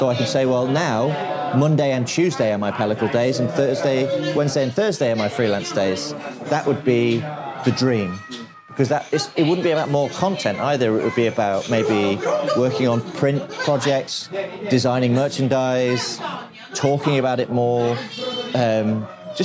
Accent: Lincoln, East Midlands, United Kingdom; moved away as an adult; also born or lived in London; now in Manchester, United Kingdom; I'm not from London, I'm from Lincoln.

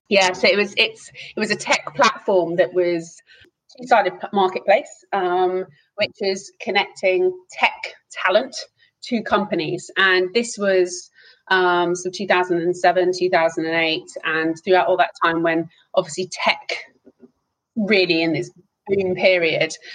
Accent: Hertfordshire, East of England, United Kingdom; moved away; also born or lived in Amsterdam; I grew up and I was born in Hertfordshire, but have sort of gone around the houses since then

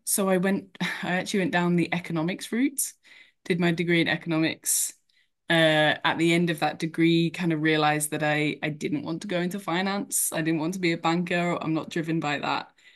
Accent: Cambridgeshire, East of England, United Kingdom; I grew up in Cambridgeshire

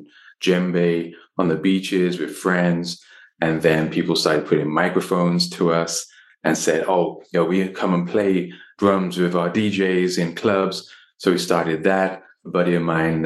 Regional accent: London, United Kingdom; moved away; I was born in London, in England. My parents are from Delhi, from India

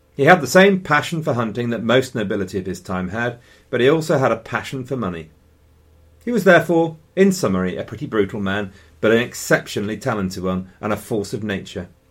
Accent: England, United Kingdom; I am also an Englishman.

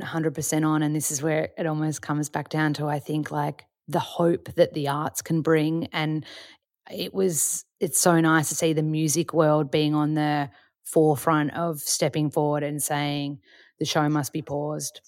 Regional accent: Australia; we're both white, we're Australian

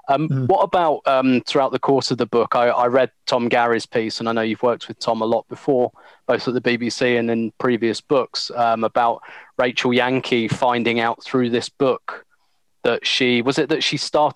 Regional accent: London, United Kingdom; I'm from South London. I lived there

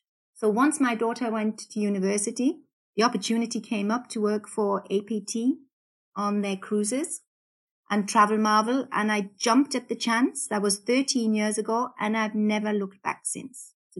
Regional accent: Newcastle, North East England, United Kingdom; accent: Geordie; moved away as an adult; now in Austria; Well, actually, I'm from the UK, from Newcastle. I have lost my Geordie accent somewhat.

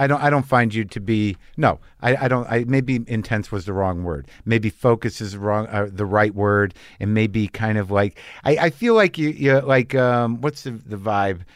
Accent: New Jersey, United States; also born or lived in San Francisco Bay Area; now in Los Angeles, United States; I come from Jersey

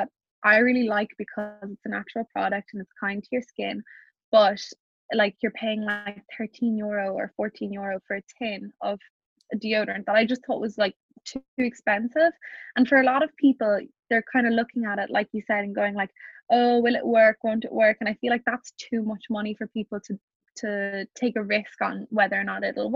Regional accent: Ireland; being Irish

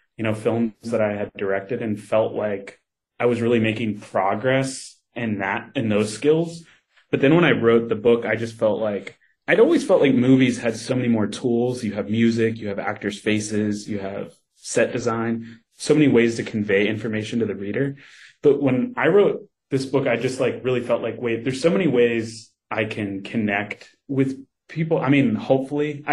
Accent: Kentucky, United States; moved away; I grew up in Kentucky

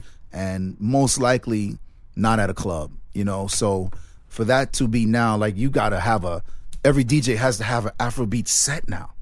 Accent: Jamaica; I'm from Jamaica

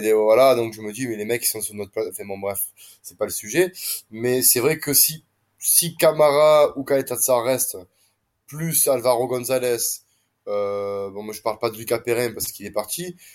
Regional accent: Marseille, Provence-Alpes-Côte d'Azur, France; je suis marseillais

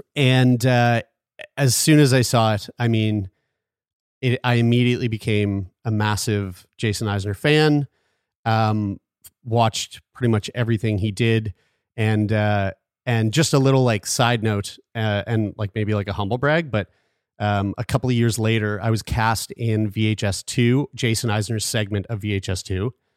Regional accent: Halifax, Nova Scotia, Canada; born or raised there

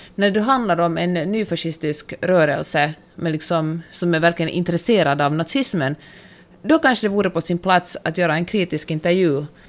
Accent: Finland; jag har vuxit upp i det rurala Finland

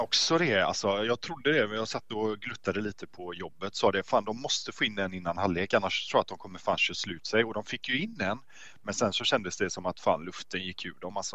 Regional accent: Gothenburg, Västra Götaland, Sweden; Jag är en riktig göteborgare.

